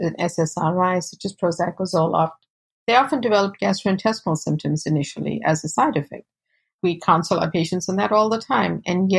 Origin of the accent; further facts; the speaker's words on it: South Africa; now in United States; I was born and raised in South Africa to South Asian parents and fourth generation.